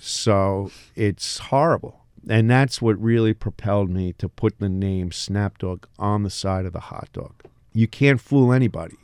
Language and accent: English; Elberon, New Jersey, United States; moved away; also born or lived in Long Branch, New Jersey; I grew up in Elberon.